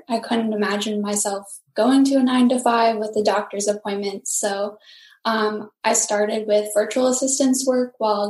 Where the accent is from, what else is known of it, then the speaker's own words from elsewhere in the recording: Rhode Island, United States; I am from Rhode Island and still live in Rhode Island.